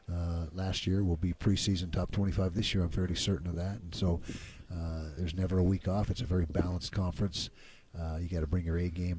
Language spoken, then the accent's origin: English; Utah, United States; growing up in Utah